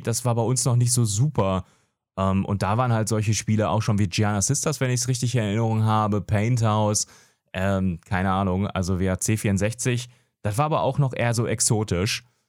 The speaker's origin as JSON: {"language": "German", "town": "Gelsenkirchen", "region": "North Rhine-Westphalia", "country": "Germany", "tie": "born or raised there", "also_born_or_lived": "Franconia", "moved": "as an adult", "said": "geboren tatsächlich im Ruhrport, Gelsenkirchen, da immer noch wohnhaft."}